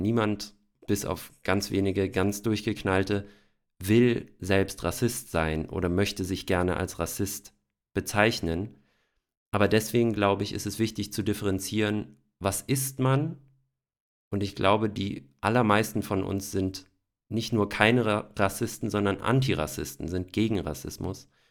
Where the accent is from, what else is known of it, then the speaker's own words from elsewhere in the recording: Hesse, Germany; Ich sage auch aus Hessen